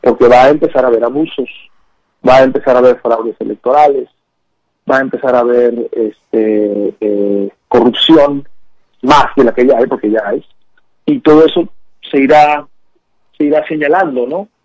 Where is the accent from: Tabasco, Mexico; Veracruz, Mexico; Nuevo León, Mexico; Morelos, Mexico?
Veracruz, Mexico; moved away; also born or lived in San Antonio, Texas, United States; el gobierno que tenemos en Veracruz es una expresión de quiénes somos como veracruzanos